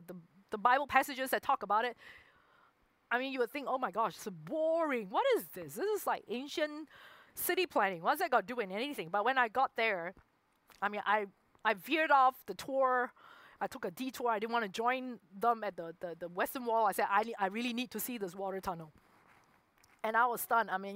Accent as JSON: {"language": "English", "country": "Singapore", "tie": "born or raised there", "moved": "as an adult", "said": "I did grow up there. I spent 23 years, 24 years in Singapore."}